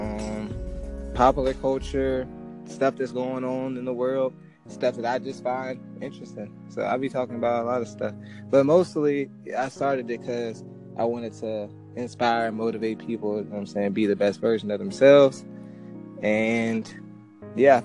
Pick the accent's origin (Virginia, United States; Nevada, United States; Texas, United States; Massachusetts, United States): Virginia, United States; Hampton; I'm from Hampton, Virginia.